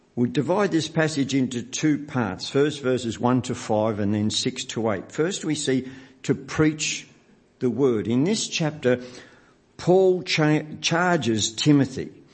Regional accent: Melbourne, Victoria, Australia; Nancy and I grew up in the West

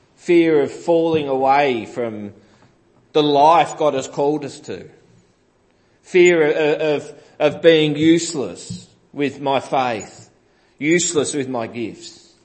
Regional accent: Greensborough, Victoria, Australia; growing up in Greensborough

